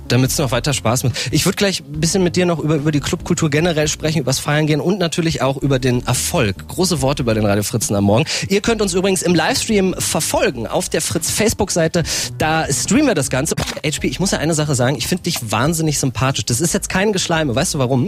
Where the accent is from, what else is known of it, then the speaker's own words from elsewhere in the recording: Norden, Lower Saxony, Germany; moved away; Ich bin in Norden groß geworden.